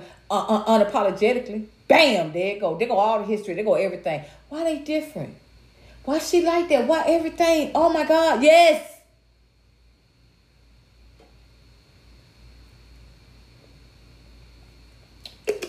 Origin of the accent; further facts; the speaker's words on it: United States; I was raised, I was raised in America